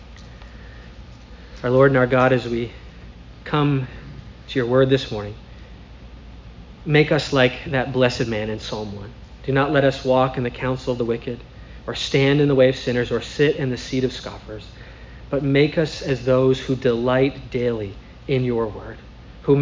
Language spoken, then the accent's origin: English; St. Paul, Minnesota, United States; I'm from St. Paul